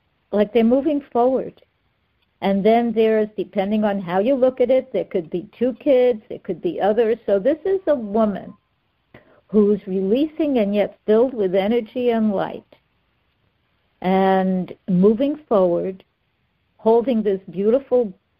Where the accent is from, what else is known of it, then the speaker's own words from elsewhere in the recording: New York City, New York, United States; moved away as an adult; also born or lived in Manhattan / Chelsea; now in Fort Lauderdale, United States; I was born in Brooklyn